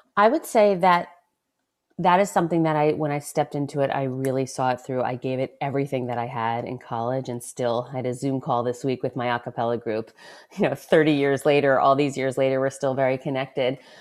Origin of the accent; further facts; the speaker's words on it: Westchester, New York, United States; first in Westchester, New York